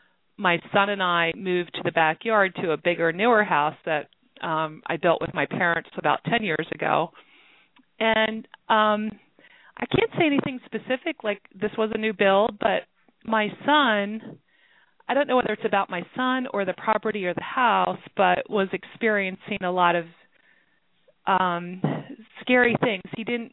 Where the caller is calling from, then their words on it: Pennsylvania, United States; I'm calling from Pennsylvania.